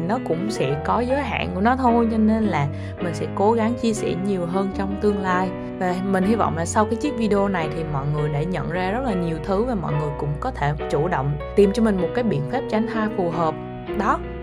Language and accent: Vietnamese; Ninh Hoa, Khanh Hoa, Vietnam; mình lớn lên ở một cái nơi khá là xa ở thị xã Ninh Hòa, tỉnh Khánh Hòa